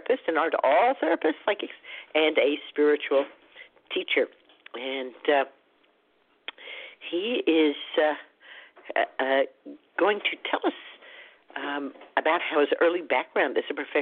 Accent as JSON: {"language": "English", "town": "Dallas", "region": "Texas", "country": "United States", "tie": "born or raised there", "moved": "yes", "said": "I grew up in Dallas"}